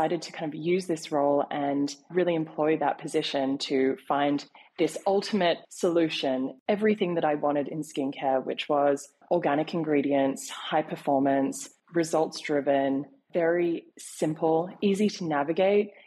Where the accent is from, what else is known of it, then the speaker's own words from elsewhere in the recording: Sydney, New South Wales, Australia; now in New York, United States; I was born in Sydney, relocated to New York.